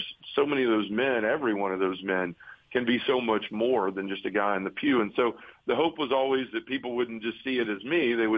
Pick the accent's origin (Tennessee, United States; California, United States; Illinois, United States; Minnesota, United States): Tennessee, United States; Memphis; I was born and raised here in Memphis, you know, I still live here. Love the city.